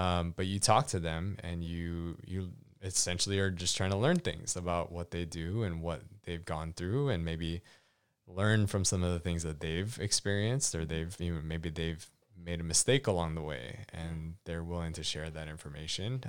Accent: Hawaii, United States; I grew up in Hawaii

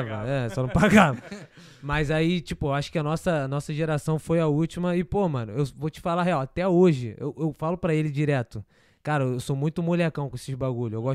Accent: Marília, São Paulo, Brazil; Sou de Marília, sou é interior?

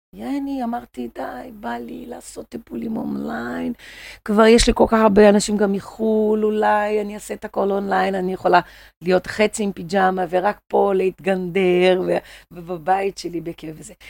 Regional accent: Rio de Janeiro, Brazil; accent: Brazilian; Hebrew is a second language; now in Israel; אני ברזילאית

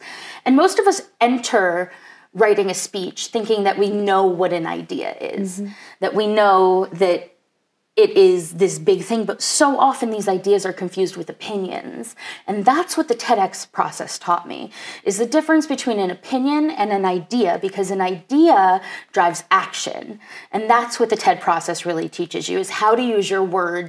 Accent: New York City, New York, United States; more about what I learned from being a New Yorker and living in New York City and needing to connect with people

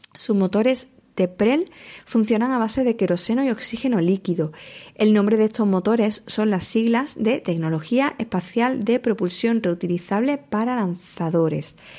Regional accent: Huelva, Andalusia, Spain; con mi tierra, con Huelva

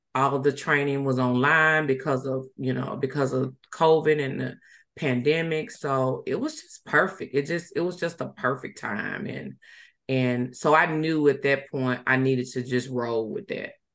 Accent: Ruleville, Mississippi, United States; also born or lived in Yazoo City, Mississippi / Hattiesburg, Mississippi; I was born in Yazoo City, Mississippi. Uh, but I was actually raised in Rueville, Mississippi

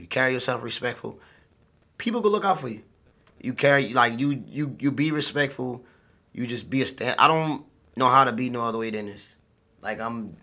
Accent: Jacksonboro, South Carolina, United States; I came from a very, very small town

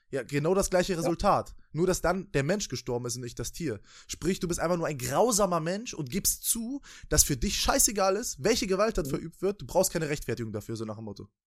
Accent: Germany; Bei uns in Deutschland, in, in dem viertreichsten Land der Welt

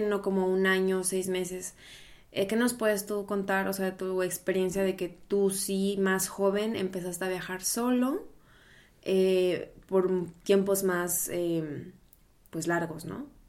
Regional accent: Mexico; moved away as an adult; also born or lived in Brazil; now in Berlin, Germany; yo soy mexicana, viviendo ahora en Alemania, en Berlín

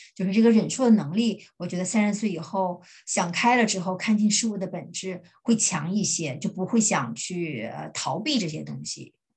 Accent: China; moved away as an adult; now in Germany; 我们中国人

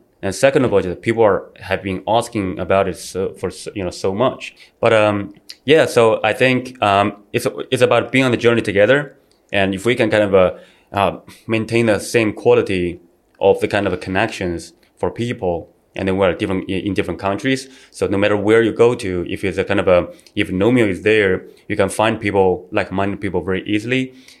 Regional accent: China; moved away as an adult; also born or lived in Australia / Shanghai, China; now in Bali, Indonesia; Well, we have a very strong culture there. There's a very, it's a very traditional place, in my opinion. Well, at least, back then when I was growing up.

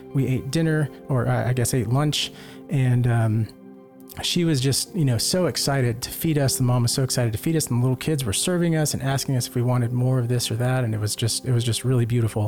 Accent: Lake Jackson, Texas, United States; moved away; my home parish back in Lake Jackson, Texas

